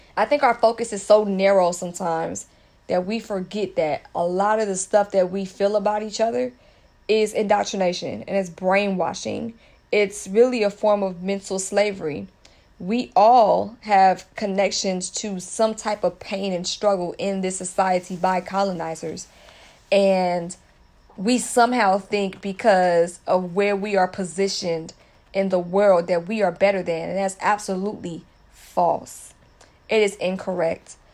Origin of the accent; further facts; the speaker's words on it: United States; culturally, I was raised in the States